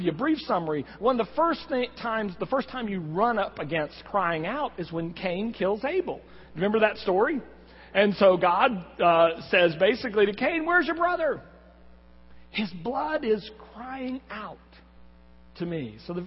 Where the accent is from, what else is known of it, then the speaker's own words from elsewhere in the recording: Texas, United States; I'm from Texas